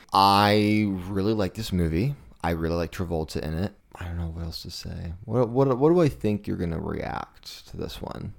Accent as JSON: {"language": "English", "town": "Kansas City", "country": "United States", "tie": "born or raised there", "said": "I saw this beer a lot growing up in Kansas City"}